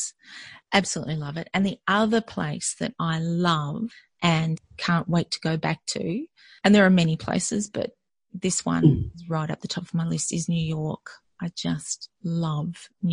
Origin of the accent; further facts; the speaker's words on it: country Victoria, Australia; now in Melbourne, Australia; I grew up in country Victoria. So Victoria is one of the states of Australia, for those of you outside of Australia. And my parents were school teachers. And so we moved as a family all over the place